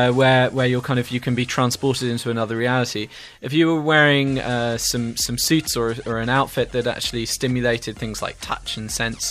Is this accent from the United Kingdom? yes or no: no; India; English is a second language; I'm not really English. It's not my first language.